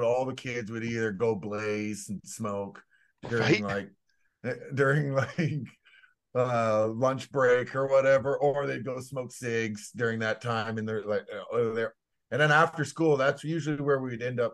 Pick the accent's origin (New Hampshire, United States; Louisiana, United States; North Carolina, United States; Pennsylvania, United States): Louisiana, United States; moved away; also born or lived in North Vancouver; I did go to school in Louisiana